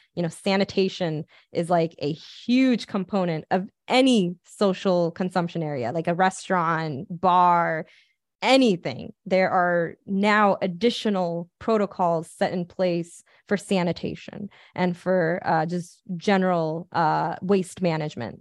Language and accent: English; Pasadena, California, United States; I'm from Pasadena